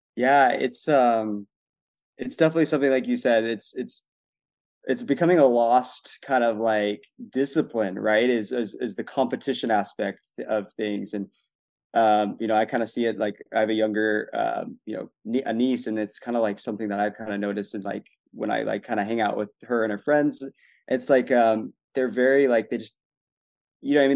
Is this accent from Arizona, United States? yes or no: yes; Arizona, United States; I'm from Arizona too